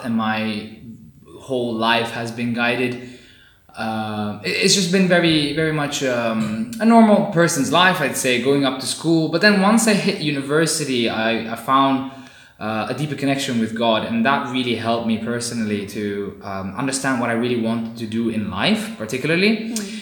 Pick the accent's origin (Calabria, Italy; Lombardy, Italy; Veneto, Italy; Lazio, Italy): Lazio, Italy; Rome; moved away as an adult; also born or lived in India / South India / Southampton, United Kingdom / Coventry, United Kingdom; now in Cambridge, United Kingdom; I was born in India and immediately, a short while after, about 3 months in, I moved to Italy, to Rome, where my parents were already living. So I've been in Italy for my whole life, basically, until I was 18 years old.